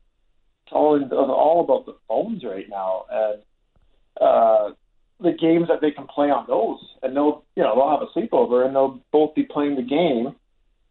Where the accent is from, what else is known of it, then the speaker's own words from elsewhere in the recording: Calgary, Alberta, Canada; I grew up in North Haven, so the Winter Club was very close